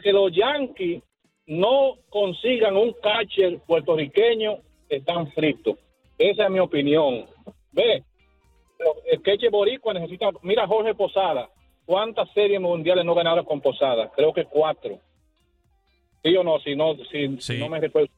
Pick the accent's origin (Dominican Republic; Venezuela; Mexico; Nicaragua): Dominican Republic; soy dominicano